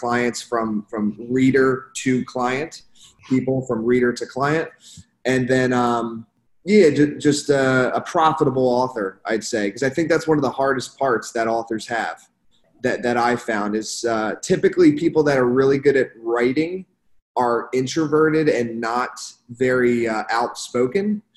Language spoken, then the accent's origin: English; Philadelphia, Pennsylvania, United States; moved away as an adult; also born or lived in Canada; now in Miami, United States; I grew up in Philadelphia area